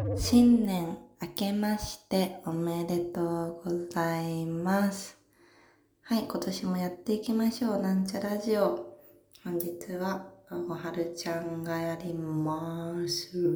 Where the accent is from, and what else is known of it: Saitama, Japan; born or raised there; now in Tokyo, Japan